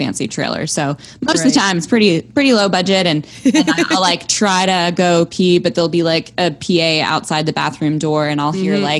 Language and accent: English; Toronto, Ontario, Canada; also born or lived in Montreal; I'm from Toronto. Born and raised